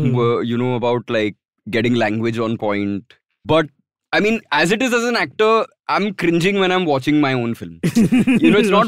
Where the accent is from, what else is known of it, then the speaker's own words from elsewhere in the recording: Mumbai, Maharashtra, India; Born and brought up in Mumbai, like urban Mumbai.